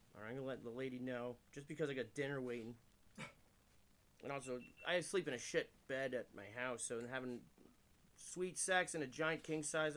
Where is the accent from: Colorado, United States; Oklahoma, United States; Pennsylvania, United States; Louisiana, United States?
Pennsylvania, United States; Allentown; I'm a nobody from Allentown